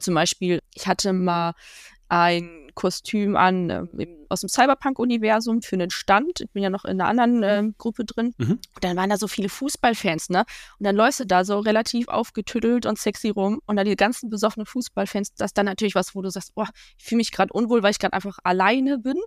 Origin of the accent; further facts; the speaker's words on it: Ruhr area, North Rhine-Westphalia, Germany; Ich komme aus dem Ruhrgebiet